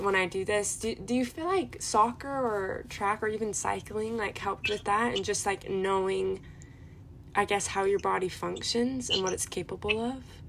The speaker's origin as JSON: {"language": "English", "region": "Utah", "country": "United States", "tie": "born or raised there", "said": "I was just born in Utah"}